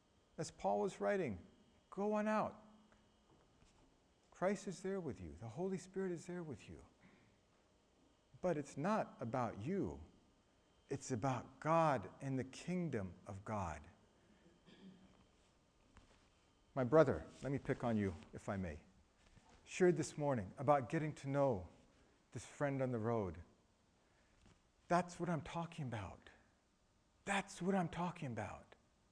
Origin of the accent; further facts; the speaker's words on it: Thailand; I was raised in Thailand. In Thailand, one of the things we love to use is bamboo.